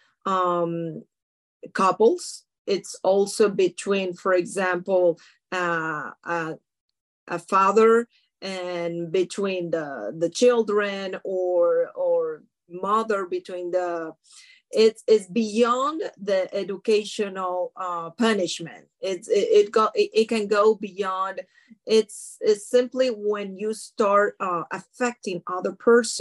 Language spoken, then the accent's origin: English; Colombia; moved away as an adult; also born or lived in France; now in United States; Legally here, I came here 13 years ago, and I was born in Colombia